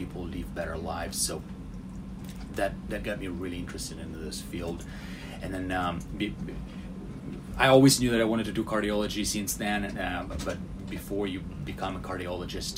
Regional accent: Russia; English is a second language; moved away as an adult; also born or lived in Louisville, United States; now in United States; I'm originally from Russia. I did my medical school there, and then I came to the United States

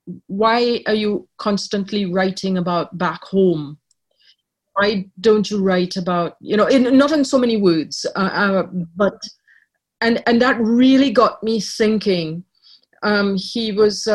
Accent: Trinidad & Tobago; also born or lived in Ireland; now in Canada; I was born in Ireland. I grew up in Trinidad, but when I took out Canadian citizenship, I lost my Trinidadian citizenship.

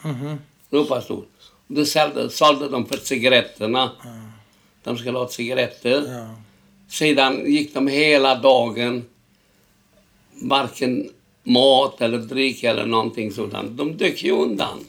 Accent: Sighetu Marmației, Maramureș County, Romania; Swedish is a second language; now in Stockholm, Sweden; Jag föddes 1926. 1926, då var den delen Rumänien.

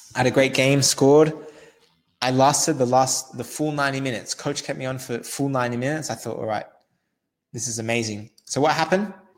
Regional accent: Australia; I'm Australian as well. I'm Australian from Australia.

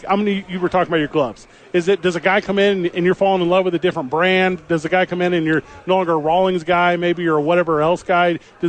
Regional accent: Southern Illinois, United States; I grew up in Southern Illinois

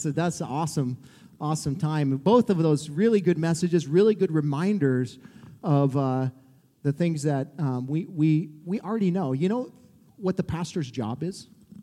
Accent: Montana, United States; now in Columbia, United States; I'm from Montana, so my wife had to drag me back home here

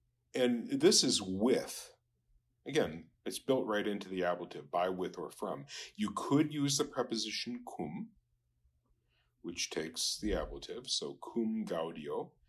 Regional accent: Japan; I was noticing, you know, I grew up in Japan, and in Japanese, nai is a negation.

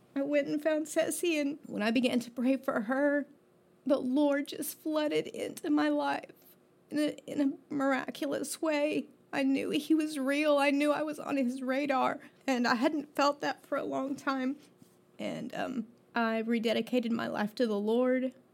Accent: Florida, United States; I was born in Florida

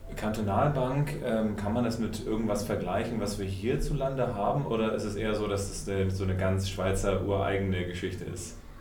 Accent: Germany; wir weiter als Deutsche

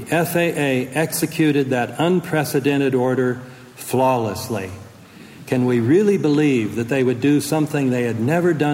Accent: United States; as American citizens

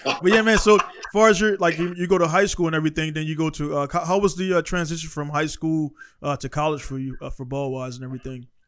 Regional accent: Baltimore, Maryland, United States; moved away as an adult; also born or lived in Iraq; now in Japan; I was born in East Coast, East, not East Coast, East Baltimore

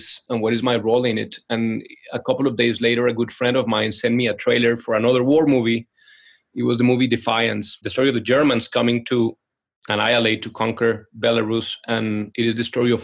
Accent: Colombia; moved away; we're originally from Colombia, so playing salsa music and Colombian music in the living room

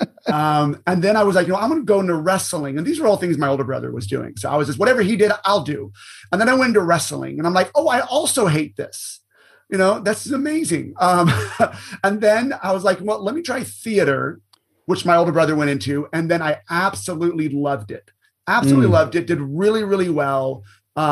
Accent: Orange County, California, United States; I was born and raised in Orange County, California, and I absolutely love Southern California

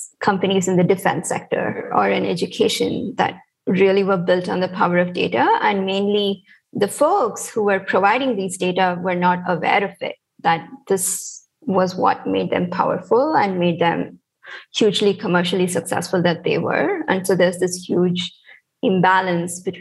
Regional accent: India; moved away as an adult; also born or lived in United States; I'm also from India

